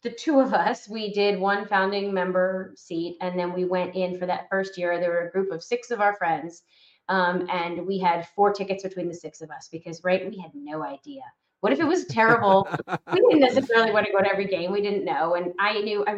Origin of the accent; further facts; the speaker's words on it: Atlanta, Georgia, United States; I grew up in the Atlanta area. I've been here and my parents moved here since I was one